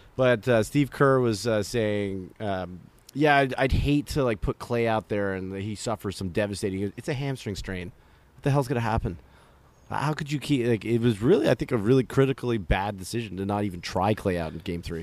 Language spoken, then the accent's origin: English; Toronto, Ontario, Canada; we're, we're from Toronto